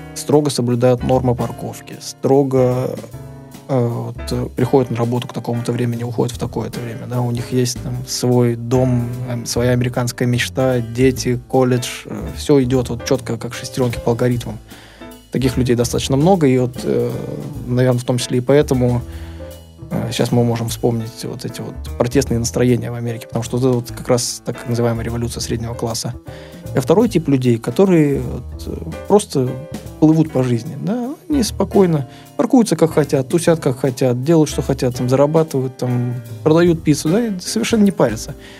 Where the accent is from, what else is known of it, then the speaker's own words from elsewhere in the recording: Saint Petersburg, Russia; Я вот из России, из Санкт-Петербурга